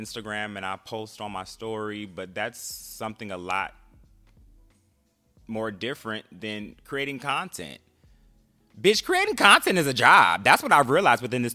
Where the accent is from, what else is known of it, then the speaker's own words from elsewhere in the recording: Bay Area, California, United States; moved away as an adult; also born or lived in Los Angeles; now in Washington, DC area, United States; I'm originally from California, the Bay Area to be exact